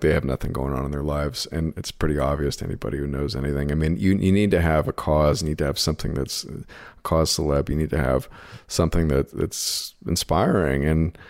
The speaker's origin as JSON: {"language": "English", "country": "United States"}